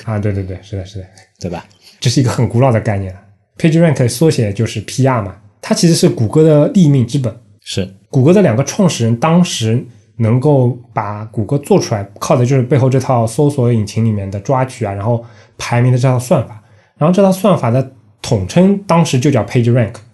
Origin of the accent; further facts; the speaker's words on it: China; 我们中国人